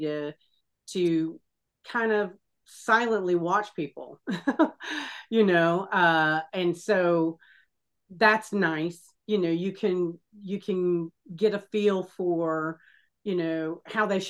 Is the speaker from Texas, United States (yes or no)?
yes; Texas, United States; now in Florida, United States; I live in Florida and I was born in Texas and have relatives still in Texas